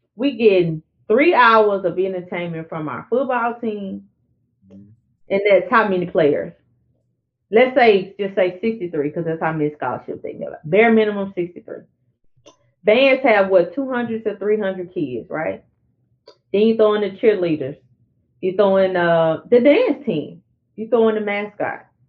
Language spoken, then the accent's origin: English; Arkansas border near Louisiana, United States; the Arkansas border right there, which is where I'm from